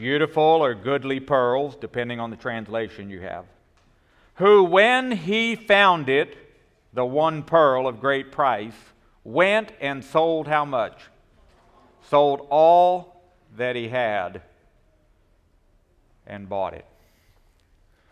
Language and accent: English; Pensacola, Florida, United States; I grew up in Pensacola, Florida, just several miles from the coast.